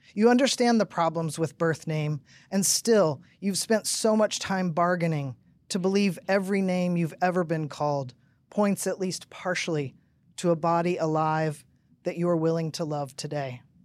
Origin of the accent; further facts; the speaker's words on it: Tennessee, United States; I grew up in Tennessee, Pentecostal